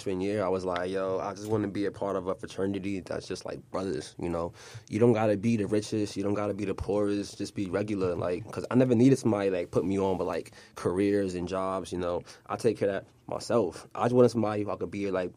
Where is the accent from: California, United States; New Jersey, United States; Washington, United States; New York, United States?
New York, United States; moved away as an adult; now in Philadelphia, United States; I'm from New York, you know, I'm from Douglas Project, so I came all the way out here to Philly